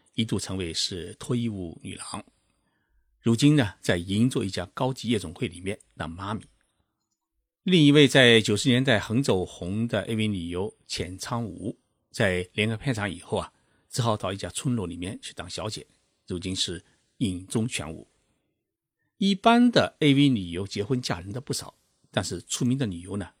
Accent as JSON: {"language": "Chinese", "country": "China", "said": "我们中国社会"}